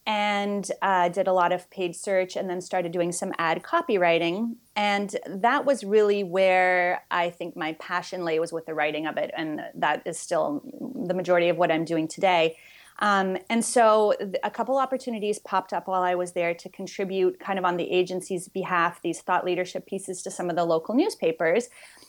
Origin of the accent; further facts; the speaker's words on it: Montreal, Quebec, Canada; I am originally from Montreal.